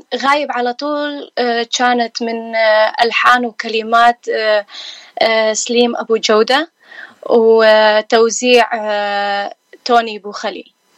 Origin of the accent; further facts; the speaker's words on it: Iraq; now in California, United States; أنا من العراق آه، كلدانية صار لي آه، هنا بأمريكا 15 سنة